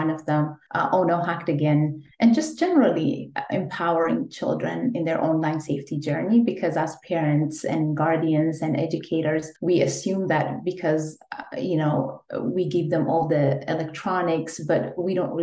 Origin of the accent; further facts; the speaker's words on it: Ethiopia; moved away as an adult; So I'm an immigrant from Ethiopia, and I'm a career changer from a completely different field because I used to be in the legal field back home when I was in Ethiopia